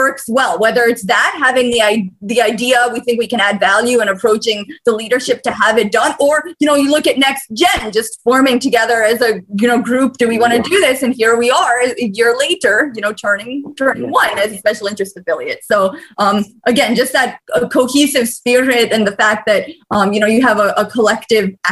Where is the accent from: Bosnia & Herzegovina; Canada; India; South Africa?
Bosnia & Herzegovina; moved away; I'm from Bosnia originally